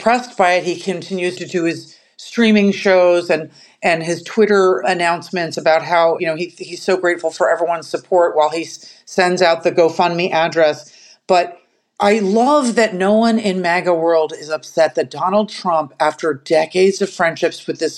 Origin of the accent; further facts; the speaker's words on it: New York City, New York, United States; I grew up in Rudy Giuliani's New York.